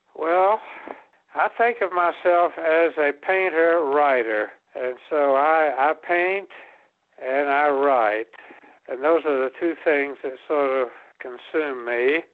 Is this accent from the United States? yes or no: yes; Atlanta, Georgia, United States; also born or lived in Martin, Tennessee; My mother sent me to art school at the High Museum of School of Art in Atlanta